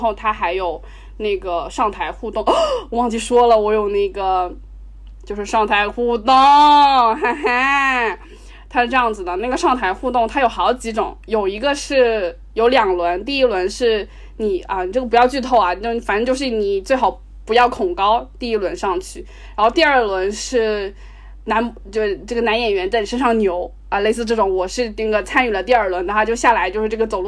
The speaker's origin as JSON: {"language": "Chinese", "country": "China", "said": "我们中国人自己的魔力麦克"}